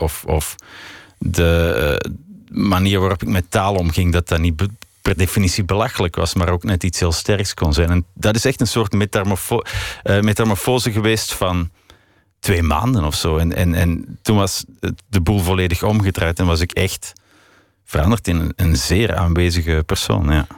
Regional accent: Belgium; also born or lived in Paris; ik ben een muzikant uit België

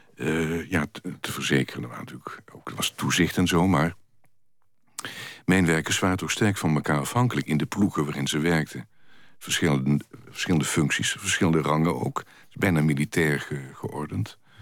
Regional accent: Kerkrade, Limburg, Netherlands; kerkraden, waar in de middeleeuwen al... waar ik vandaan kom, mijnbouw was

